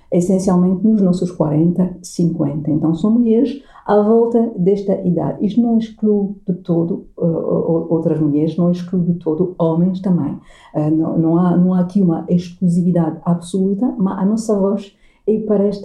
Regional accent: Portugal; ser uma portuguesa

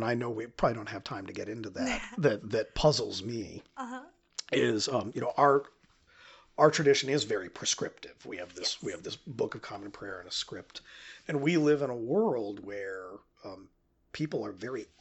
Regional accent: upstate New York, United States; I grew up in a church called St. Mark in upstate New York

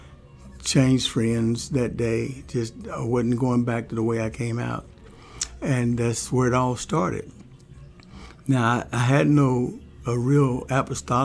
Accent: Louisville, Kentucky, United States; I grew up on the streets of Louisville

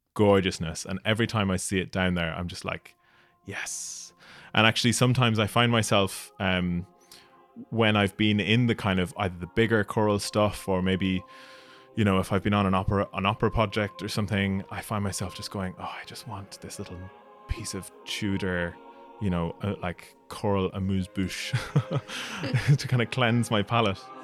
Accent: Ireland; moved away as an adult; also born or lived in Scotland; I was going from Ireland to do my P H D in Scotland.

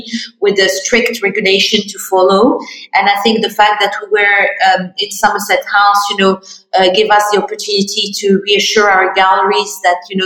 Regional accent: Morocco; I'm Moroccan, yes. French. I grew up in Morocco.

